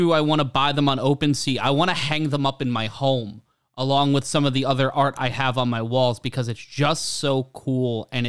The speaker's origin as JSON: {"language": "English", "region": "New York", "country": "United States", "said": "I'm a New Yorker"}